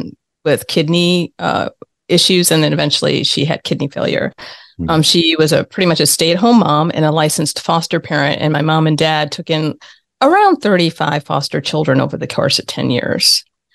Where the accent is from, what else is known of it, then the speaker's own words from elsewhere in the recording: Buffalo, New York, United States; moved away as an adult; also born or lived in Philadelphia / San Francisco; I grew up in Buffalo, New York